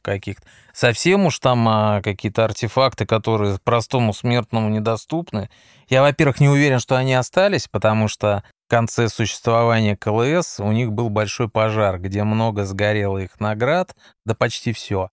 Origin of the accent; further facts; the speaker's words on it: Moscow, Russia; я москвич, поэтому, естественно, я останусь на все выходные. Как говорится, здесь мой дом, здесь угу. моя мама